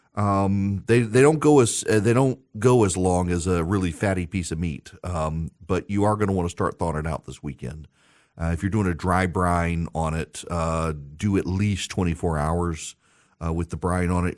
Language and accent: English; Louisiana, United States; I'm from Louisiana